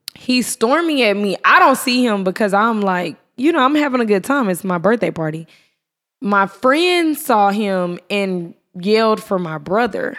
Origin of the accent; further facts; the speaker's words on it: Irving, Texas, United States; moved away; also born or lived in Atlanta; I'm from Irving